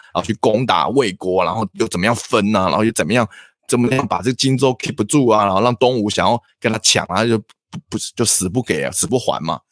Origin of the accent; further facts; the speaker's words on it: Taiwan; 我们台湾人很喜欢的笑点在大陆里面很行不通